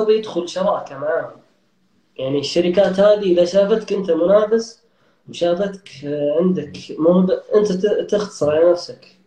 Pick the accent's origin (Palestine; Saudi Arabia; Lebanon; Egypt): Saudi Arabia; أكثر وأهم الأسباب اللي خلتني أمسك مشاريع كبيرة مع جهات حكومية اني سعودي